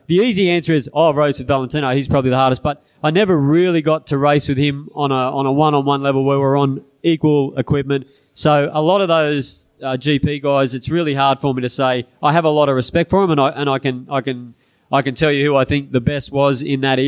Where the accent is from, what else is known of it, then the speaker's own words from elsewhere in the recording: Narrabri, New South Wales, Australia; I was from Narrabri